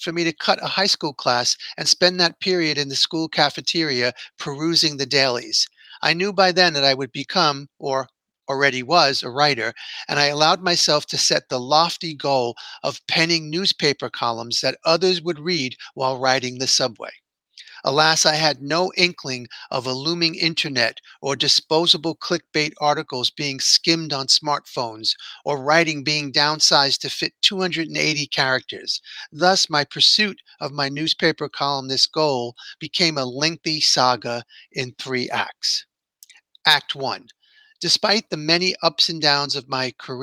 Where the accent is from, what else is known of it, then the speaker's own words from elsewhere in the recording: New York City, New York, United States; my hometown